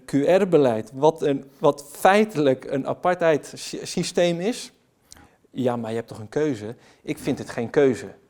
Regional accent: Netherlands; blij om weer thuis te komen want dit voelt als thuis

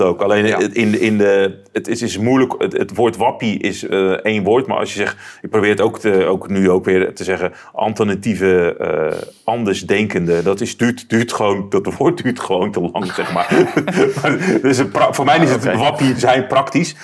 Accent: Netherlands; ik, als Nederlander

